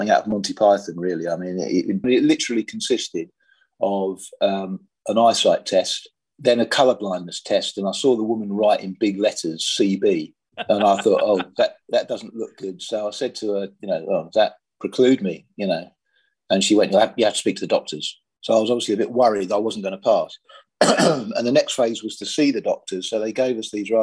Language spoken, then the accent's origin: English; Sussex, South East England, United Kingdom; I was brought up in Sussex